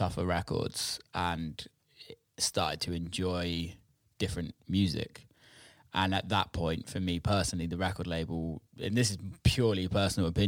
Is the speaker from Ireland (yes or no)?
no; England, United Kingdom; I'm British, I'm English